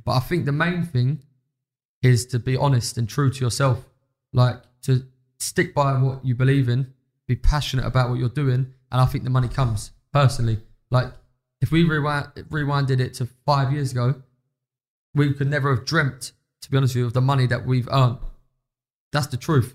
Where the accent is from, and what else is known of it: London, United Kingdom